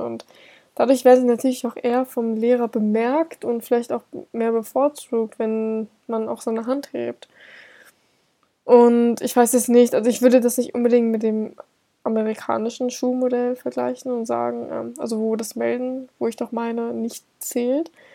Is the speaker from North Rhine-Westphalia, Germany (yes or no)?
no; Hamburg, Germany; moved away as an adult; now in Bavaria, Germany; ich komme nämlich aus Hamburg und bin für mein Studium nach Bayern gezogen